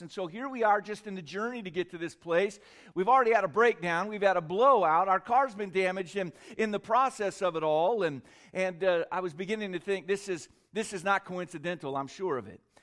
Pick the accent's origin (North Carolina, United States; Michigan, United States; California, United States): California, United States; moved away as an adult; also born or lived in Korea / Tennessee; I lived in Korea for a while as a child, but I was born in California, raised most of the time in California